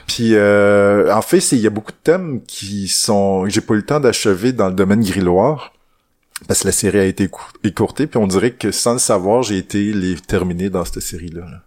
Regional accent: Témiscouata, Quebec, Canada; Je viens du bois vraiment. Je viens du Témiscouata.

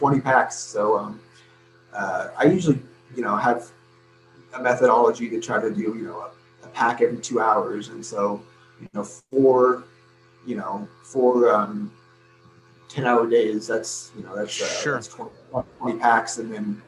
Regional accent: Northwest, United States; now in Arizona, United States; I'm from the Northwest

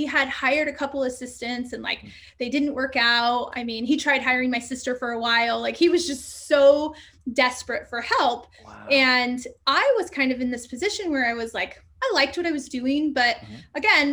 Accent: Southern Utah, United States; moved away as an adult; also born or lived in California / Phoenix, Arizona; we moved in middle school to Southern Utah

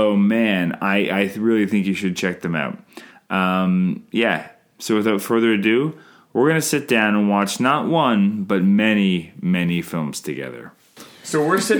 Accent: Canada; I'm Canadian filmmaker

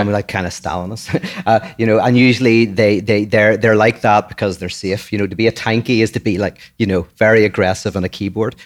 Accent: Ireland; moved away as an adult; now in United States; I'm born from Ireland. I've only been here for eight years.

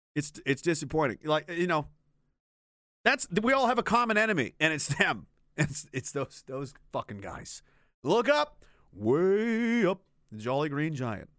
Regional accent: Pictou, Nova Scotia, Canada; moved away as an adult; also born or lived in Gagetown, New Brunswick / Petawawa, Ontario; I'm from Pictou, Nova Scotia originally.

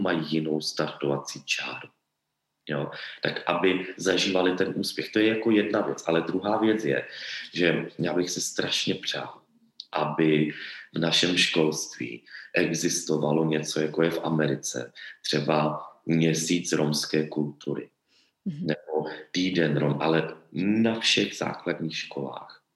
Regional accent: Czechia; my v Čechách

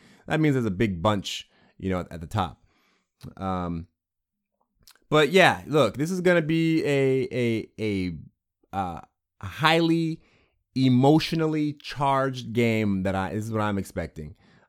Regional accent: Bremerton, Washington, United States; now in San Diego, United States; I'm not in Seattle anymore. I'm born and raised in Bremerton, but I live in San Diego now, just north of San Diego.

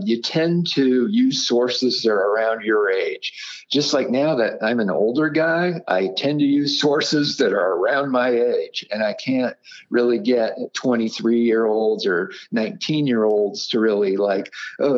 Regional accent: Denver, Colorado, United States; now in Charleston, United States; I grew up in Denver

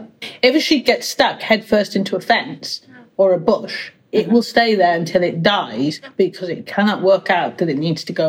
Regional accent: Wales, United Kingdom; I'm from Wales

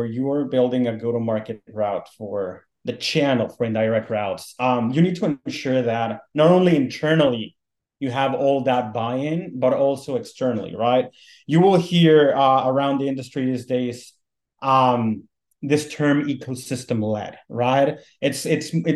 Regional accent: Mexico City, Mexico; moved away as an adult; also born or lived in North Carolina, United States; now in United States; I'm originally from Mexico City and I worked in telecom for a while

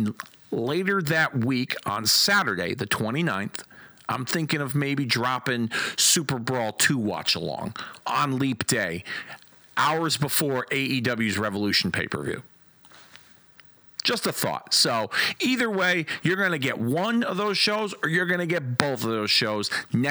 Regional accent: Hartford, Connecticut, United States; from my hometown of Hartford, Connecticut.

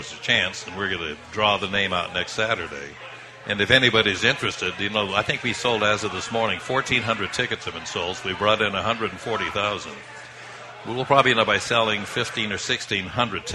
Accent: Idaho, United States; now in Boston, United States; I was raised in Idaho

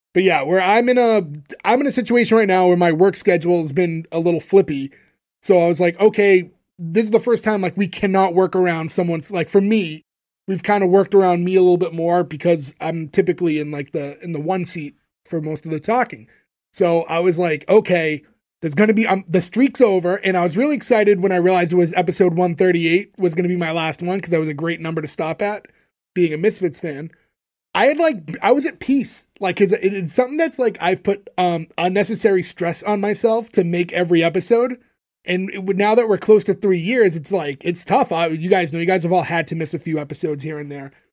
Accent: Canada

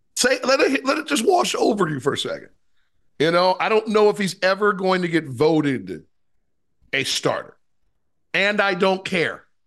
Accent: Ohio, United States; I'm from Ohio

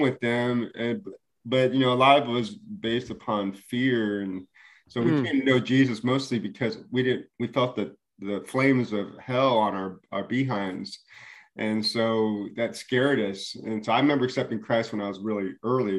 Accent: United States; also born or lived in Maryland / Arizona; I'm a Korean American and my dad was white and my mom's Korean. And so I grew up in this bicultural atmosphere. And then we moved from Maryland to Arizona.

